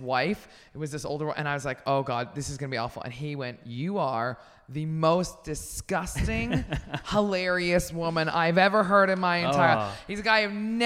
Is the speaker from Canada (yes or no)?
yes; Canada; moved away; I'm Canadian